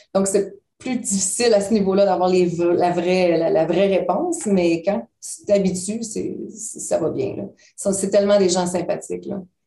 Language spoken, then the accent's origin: French; Sherbrooke, Quebec, Canada; moved away as an adult; now in United States; Nous, on vient de Sherbrooke. Donc, Sherbrooke, c'est une petite ville.